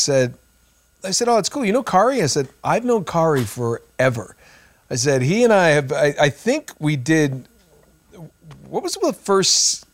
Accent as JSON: {"language": "English", "region": "New England", "country": "United States", "tie": "born or raised there", "moved": "yes", "lives_now": "Los Angeles, United States", "said": "I grew up in New England"}